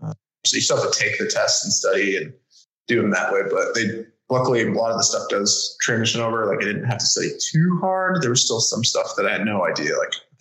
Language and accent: English; New Mexico, United States; moved away as an adult; also born or lived in Pacific Northwest; growing up in New Mexico